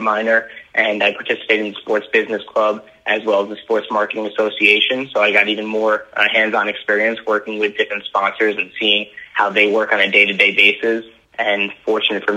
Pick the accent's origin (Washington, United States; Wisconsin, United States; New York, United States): New York, United States; Long Island; born and raised on Long Island